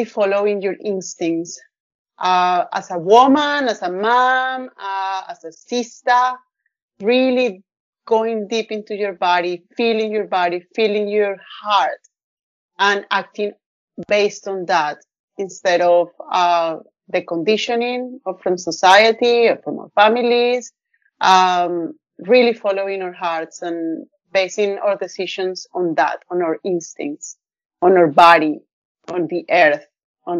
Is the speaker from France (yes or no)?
no; Colombia; moved away as an adult; also born or lived in Northern Rivers, New South Wales, Australia; now in Australia; I'm from Colombia. Came to Australia like about 12 years ago